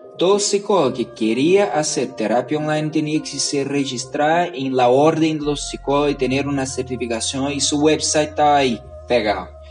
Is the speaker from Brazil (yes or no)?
yes; Brazil; Spanish is a second language; moved away as an adult; now in Chile; yo vengo de Brasil.